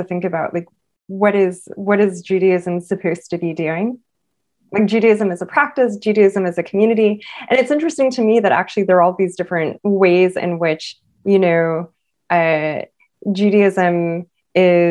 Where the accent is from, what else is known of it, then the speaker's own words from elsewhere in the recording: Los Angeles, California, United States; growing up in Los Angeles, I actually wasn't even the only Black Jew in my high school class